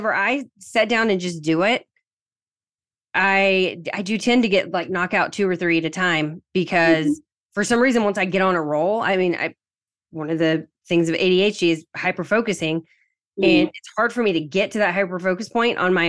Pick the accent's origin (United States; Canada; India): United States; Southern United States; accent: Southern; my weird Southern accent